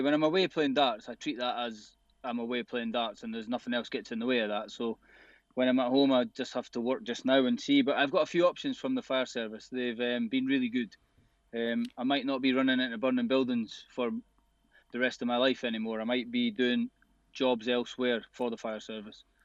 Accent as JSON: {"language": "English", "town": "Arbroath", "region": "Scotland", "country": "United Kingdom", "tie": "born or raised there", "said": "my grandparents owned a, a boozer in, in my hometown in Arbroath, so my whole life growing up"}